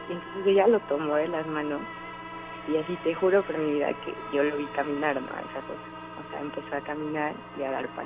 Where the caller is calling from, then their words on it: Orizaba, Veracruz, Mexico; De Orizaba.